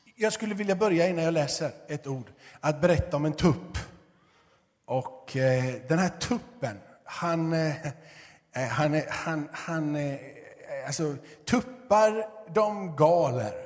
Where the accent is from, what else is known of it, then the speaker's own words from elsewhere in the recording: Gothenburg, Västra Götaland, Sweden; moved away as an adult; Jag är uppvuxen i Göteborg